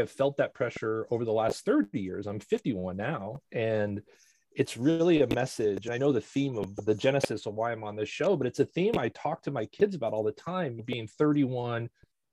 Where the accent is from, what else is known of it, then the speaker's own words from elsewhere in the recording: Los Angeles, California, United States; also born or lived in Seattle / Boston / New York; I think probably right around first grade, we moved